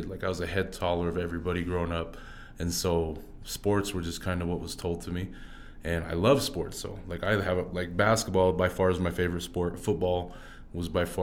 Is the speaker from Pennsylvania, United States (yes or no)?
no; Orem, Utah, United States; also born or lived in Fiji / Kansas City; so I was born out in uh, Fiji. Okay. Yep. And so uh, that's where my mom was at, and so I was adopted from Fiji, brought straight to Orem, Utah, and been there ever since three months.